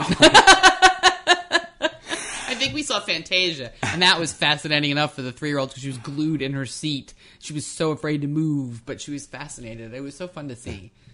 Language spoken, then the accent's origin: English; New Jersey, United States; moved away; I grew up in New Jersey